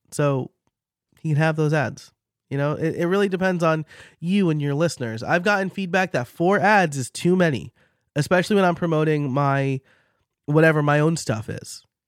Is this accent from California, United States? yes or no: no; New York, United States; accent: New York; my New York accent